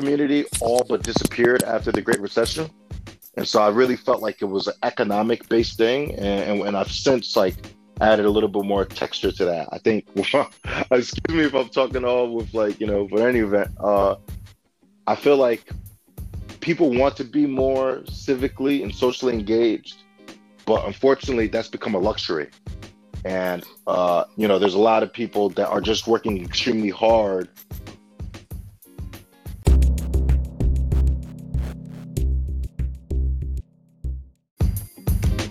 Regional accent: Alexandria, Virginia, United States; moved away as an adult; now in Detroit, United States; when I was growing up in Alexandria, Virginia, I grew up, Section 8 housing and such

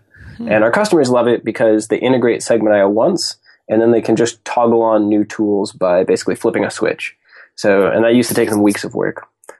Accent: Seattle, Washington, United States; So I grew up in Seattle, Washington, went to school in Boston at MIT, studied aerospace engineering

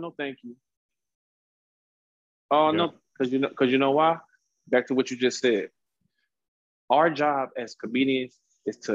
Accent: Cleveland, Ohio, United States; now in San Diego, United States; Cleveland, Ohio. Yeah, originally born and raised

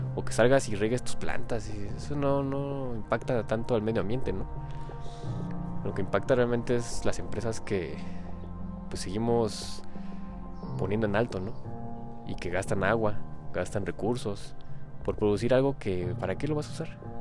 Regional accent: Mexico; aquí en mi país, México

